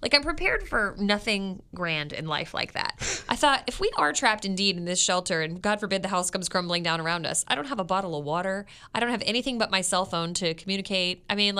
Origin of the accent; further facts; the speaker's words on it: Florida, United States; When I moved here, I came from Florida where we had hurricanes.